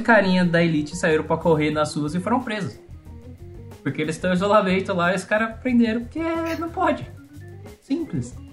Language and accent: Portuguese; Piracicaba, São Paulo, Brazil; eu sou natural de Piracicaba